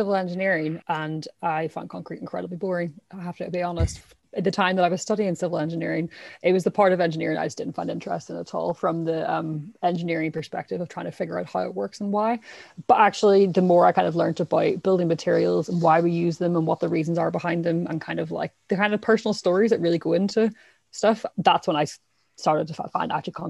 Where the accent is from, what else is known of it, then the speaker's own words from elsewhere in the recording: Ireland; but I'm Irish, my background.